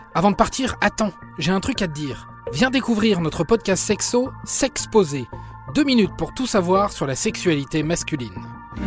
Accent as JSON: {"language": "French", "country": "France", "said": "je suis français"}